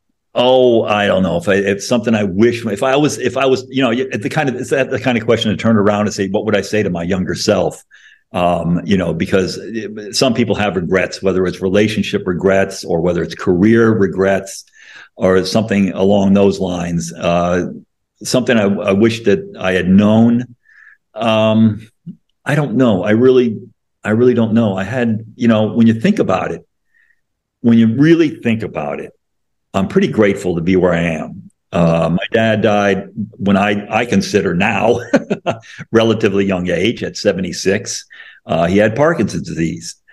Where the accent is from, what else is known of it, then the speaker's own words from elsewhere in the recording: Connecticut, United States; moved away as an adult; also born or lived in Illinois; I grew up in Connecticut and I went to school in Illinois